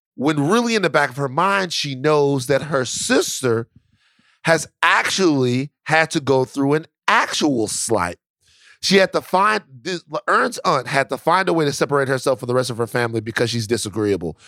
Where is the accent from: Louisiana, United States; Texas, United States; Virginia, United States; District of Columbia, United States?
Louisiana, United States; Baton Rouge; I am from Baton Rouge, Louisiana